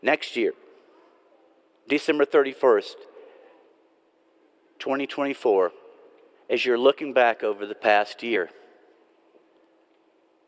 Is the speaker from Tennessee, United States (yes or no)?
yes; Nashville, Tennessee, United States; I'm from Nashville.